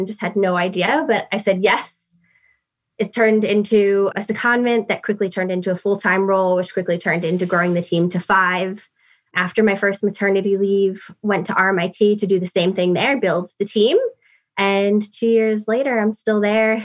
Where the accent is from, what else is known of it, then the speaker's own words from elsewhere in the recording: New York City, New York, United States; moved away as an adult; now in United Kingdom; as you can hear from my accent, I'm from New York City.